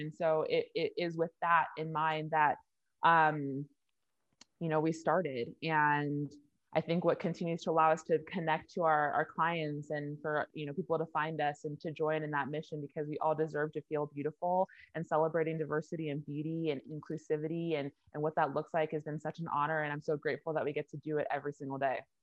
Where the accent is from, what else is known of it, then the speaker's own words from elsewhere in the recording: Orange County, California, United States; I'm from Orange County, California